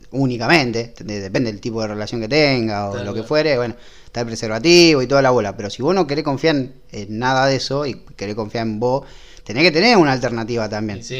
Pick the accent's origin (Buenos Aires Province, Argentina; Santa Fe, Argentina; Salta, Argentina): Santa Fe, Argentina; Arroyo Seco; somos de Rosario. Sí. y al menos yo... yo soy de Arroyo Seco